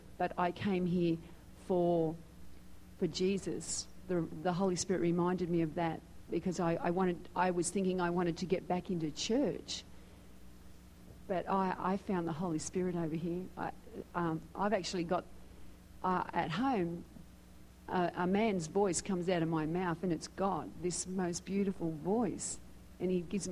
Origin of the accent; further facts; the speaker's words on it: Sydney, New South Wales, Australia; moved away as an adult; also born or lived in Philippines; now in United States; I was born in Sydney, Australia, and I've been here this year for 10 years.